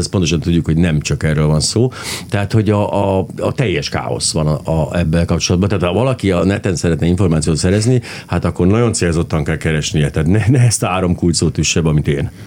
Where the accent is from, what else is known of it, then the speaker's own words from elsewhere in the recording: Hungary; magyar ember vagyok